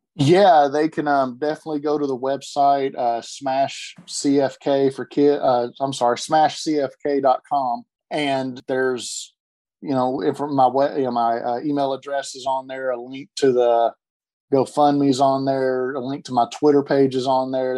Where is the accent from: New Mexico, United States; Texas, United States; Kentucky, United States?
Kentucky, United States; Lexington; now in Chattanooga, United States; I'm originally from Lexington, Kentucky